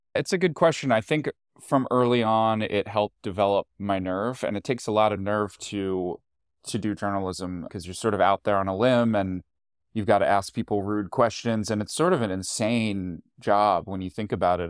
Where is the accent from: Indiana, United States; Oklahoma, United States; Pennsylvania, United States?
Pennsylvania, United States; Hatboro; moved away as an adult; also born or lived in Queens, New York / Washington; now in New York, United States; I grew up in a town right outside Philly called Hatboro